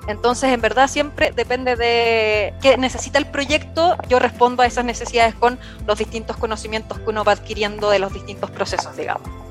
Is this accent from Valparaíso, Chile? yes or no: yes; Viña del Mar, Valparaíso, Chile; moved away as an adult; now in Santiago, Chile; Yo actualmente vivo en Santiago de Chile, originalmente soy de Viña del Mar, de la costa en Chile